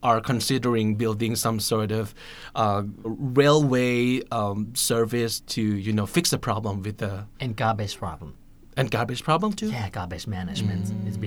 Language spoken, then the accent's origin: English; Bangkok, Thailand; I was born in Bangkok